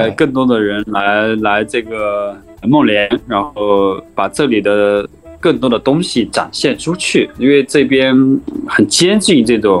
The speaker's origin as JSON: {"language": "Chinese", "area": "Honghe Prefecture", "region": "Yunnan", "country": "China", "lives_now": "Menglian, China", "said": "我我是云南的，呃，红河州的人，离。孟连这边，哎，稍微有一点点远了"}